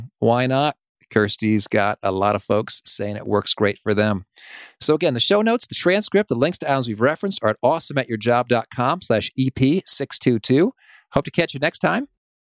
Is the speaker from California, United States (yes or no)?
no; Danville, Illinois, United States; because Chicago was near me and growing up in Danville, Illinois.